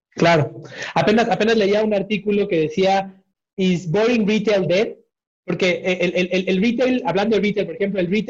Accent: Mexico; pues como buen mexicano, como buen latinoamericano, no me moví porque las cosas igual estaban caminando

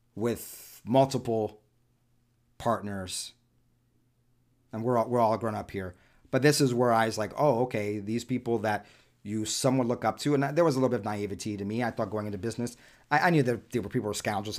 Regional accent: New York City, New York, United States; first language Spanish; English is a second language; moved away; Born and raised primarily the first half of my childhood in and around Spanish Harlem, New York City

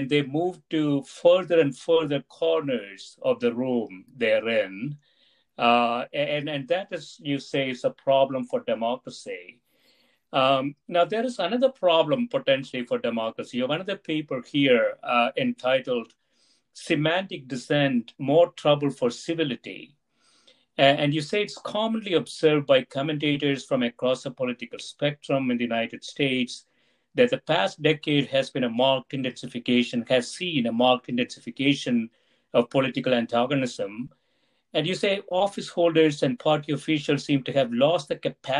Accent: India; moved away; when I was growing up in India

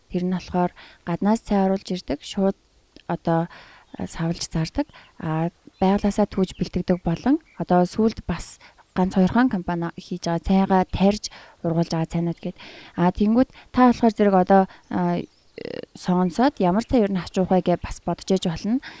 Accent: Mongolia; манай монгол хүн

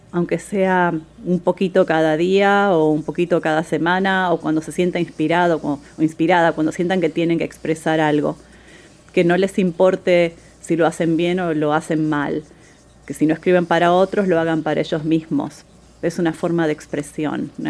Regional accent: Buenos Aires, Argentina; Soy de Buenos Aires, Argentina.

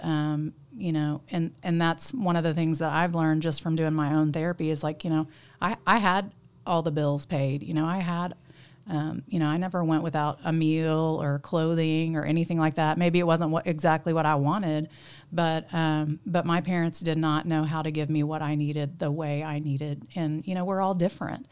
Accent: Tulsa, Oklahoma, United States; also born or lived in Jenks, Oklahoma; I grew up in Tulsa, um, kinda straddled Tulsa and Jinx because my parents got a divorce when I was five.

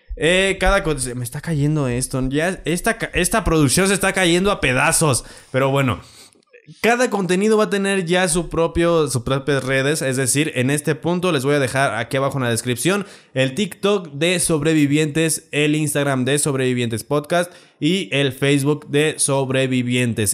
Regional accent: Celaya, Guanajuato, Mexico; yo soy de Celaya

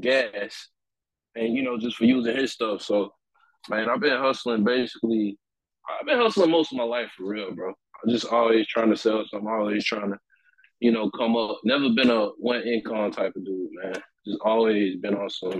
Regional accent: Perry, Georgia, United States; I'm from a small little country town in Georgia called Perry

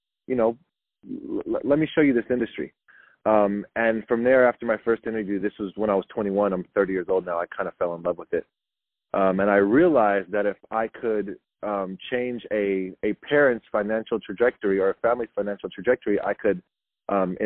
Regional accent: Milpitas, California, United States; I'm from the Bay Area. Grew up in Milpitas, San Jose area my entire life

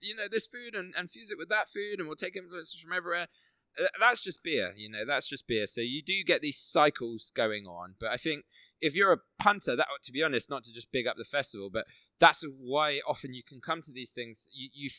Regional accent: Midlands, United Kingdom; moved away; I was from the Midlands originally.

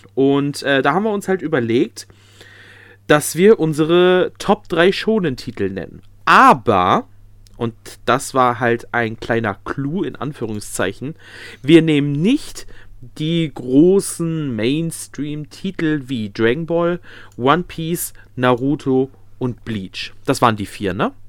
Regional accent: North Rhine-Westphalia, Germany; bei uns in NRW, also da, wo ich herkomme

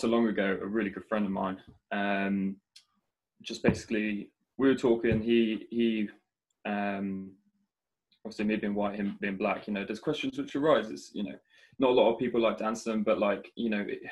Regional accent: Shropshire, West Midlands, United Kingdom; growing up in Shropshire

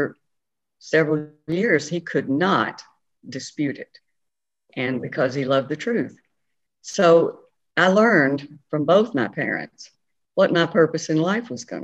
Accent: Franklin, Tennessee, United States; I grew up in Franklin, Tennessee, with my father, was postmaster of Franklin

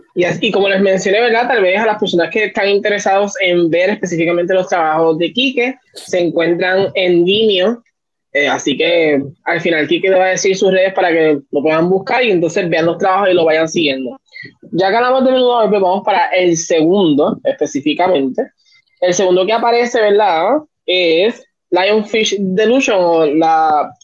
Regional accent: Puerto Rico; como el puertorriqueño.

